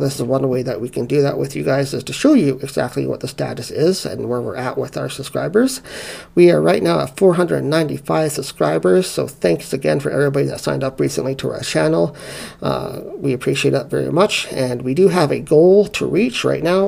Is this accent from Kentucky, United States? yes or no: no; South Carolina, United States; I grew up in the Bible Belt in South Carolina